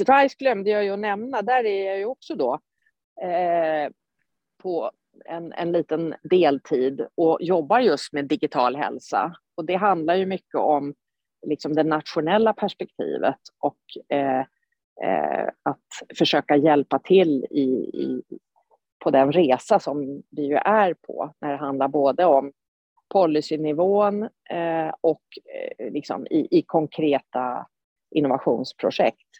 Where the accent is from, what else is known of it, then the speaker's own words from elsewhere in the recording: Sweden; som svensk